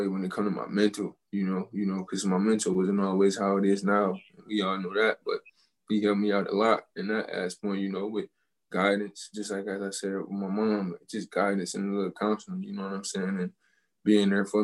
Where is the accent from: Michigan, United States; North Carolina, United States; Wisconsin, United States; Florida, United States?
Michigan, United States; Detroit; I root for the Tigers and the Red Wings just because of where I'm from